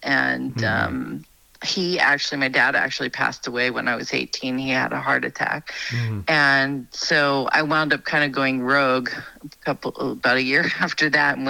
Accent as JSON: {"language": "English", "region": "New York", "country": "United States", "tie": "born or raised there", "also_born_or_lived": "Queens, New York", "moved": "as an adult", "lives_now": "North Idaho, United States", "said": "I'm from New York, born and raised, lived in Queens outside of New York City when I was little. And then we moved about an hour north of the city. And so city girl, but my mom was raised in New Hampshire and my dad was raised in the Bronx."}